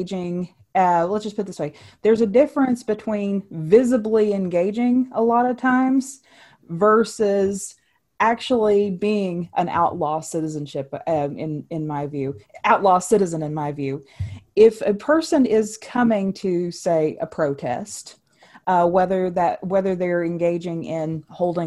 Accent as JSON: {"language": "English", "region": "West Virginia", "country": "United States", "said": "in my home state of West Virginia"}